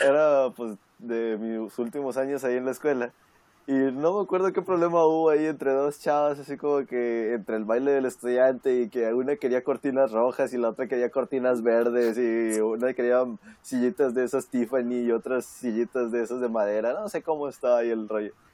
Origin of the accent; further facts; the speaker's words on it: Mexico; moved away; Soy, soy mexicano